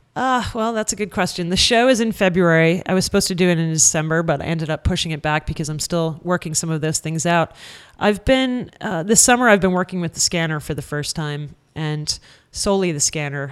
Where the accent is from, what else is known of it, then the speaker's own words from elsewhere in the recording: New Hampshire, United States; moved away; also born or lived in Boston; in the small town where I grew up in New Hampshire